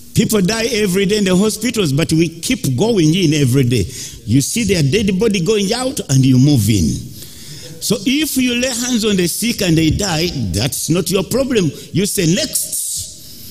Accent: Uganda; I grew up in Africa

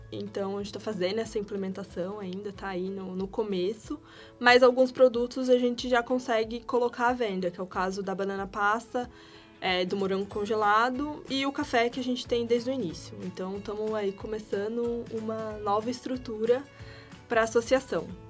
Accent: Ouro Fino, Minas Gerais, Brazil; now in São Paulo, Brazil; eu sou de Minas Gerais, na verdade, né? Vim para São Paulo para estudar

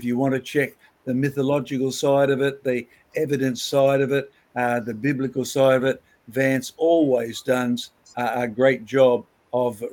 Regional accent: Scotland, United Kingdom; Scotland, my home country

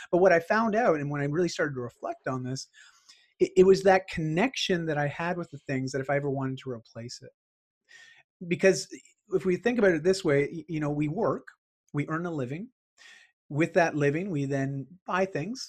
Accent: Ontario, Canada; also born or lived in Bali; I grew up in Ontario

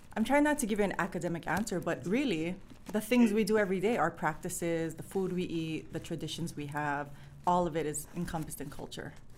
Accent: Hālawa, Hawaii, United States; I grew up in Halava

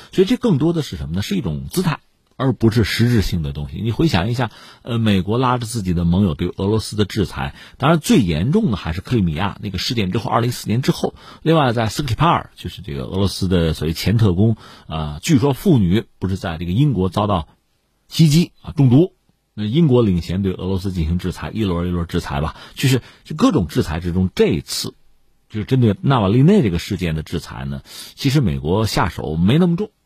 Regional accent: China; 我们中国人

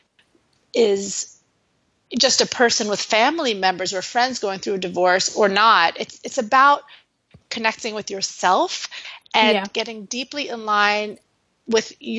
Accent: New York City, New York, United States; I'm originally from New York City.

